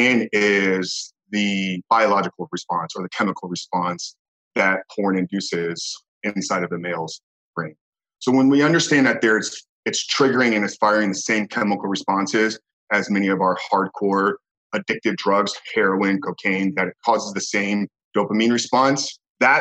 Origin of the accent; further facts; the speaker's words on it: Tampa, Florida, United States; born and raised in Tampa, Florida, and still residing here today